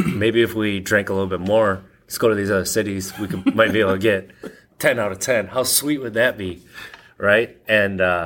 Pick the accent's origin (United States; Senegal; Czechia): United States; Wisconsin; I grew up in Wisconsin